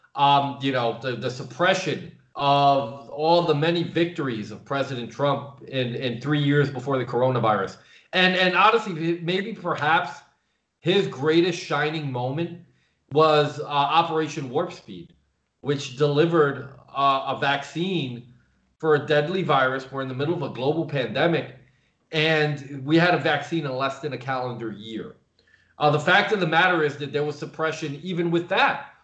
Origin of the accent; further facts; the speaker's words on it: Paterson, New Jersey, United States; moved away as an adult; now in Eastern Europe; I'm originally from uh, the New York City area, uh, born and raised in Paterson, New Jersey.